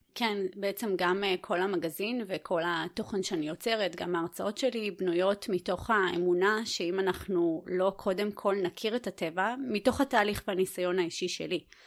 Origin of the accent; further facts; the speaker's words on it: Netanya, Central District, Israel; הייתי ילדה עירונית, אני עדיין גרה, גדלתי גם בנתניה